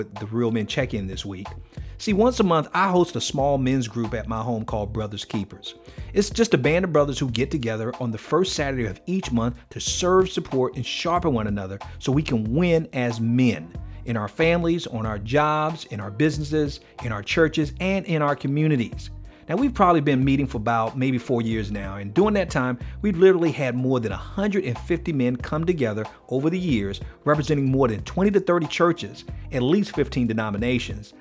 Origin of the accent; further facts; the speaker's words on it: Miami, Florida, United States; I'm from Miami